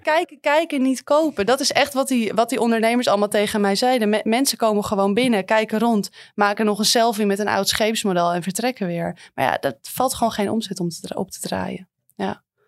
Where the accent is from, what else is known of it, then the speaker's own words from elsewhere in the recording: Amsterdam, North Holland, Netherlands; wij als Amsterdammer